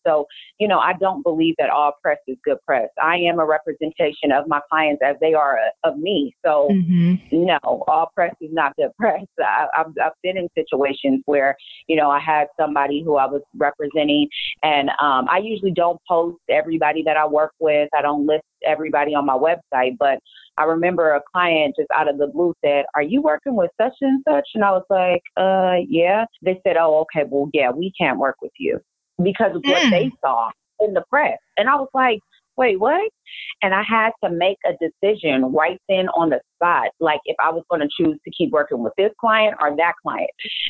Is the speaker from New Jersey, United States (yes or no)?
no; California, United States; I'm a hustler from the Bay Area.